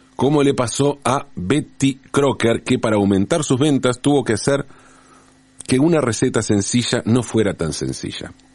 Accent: Buenos Aires, Argentina; also born or lived in Valentín Alsina; Cuando yo era chico, entre los seis y los 18 años, viví en el barrio de Pompeya, aquí en la ciudad de Buenos Aires

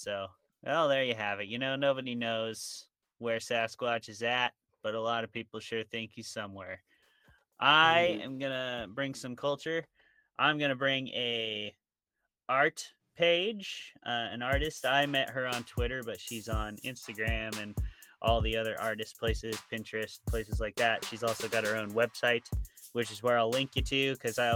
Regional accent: Washington, United States; I'm from Washington

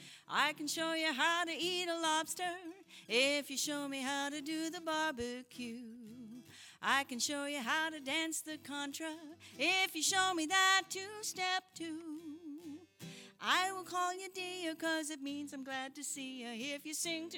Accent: Maine, United States; I'm here from Maine, so when I wrote this song, it was pretty poignant that we should do it together.

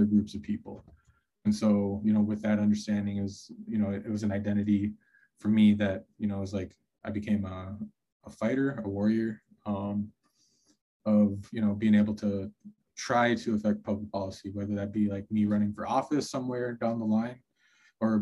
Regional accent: Minneapolis, Minnesota, United States; growing up in Minneapolis

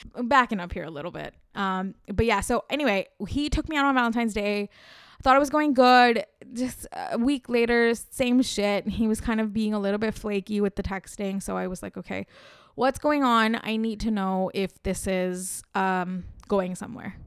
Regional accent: India

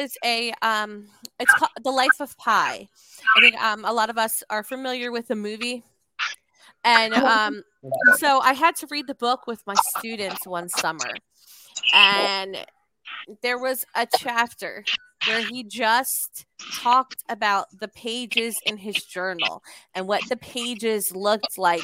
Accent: Bayonne, New Jersey, United States; That's my hometown

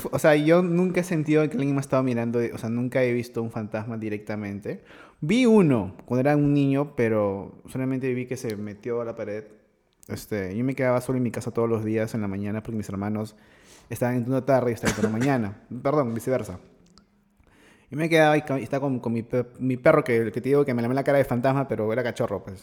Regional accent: Lima, Peru; en mi casa, donde me crié, en Los Olivos

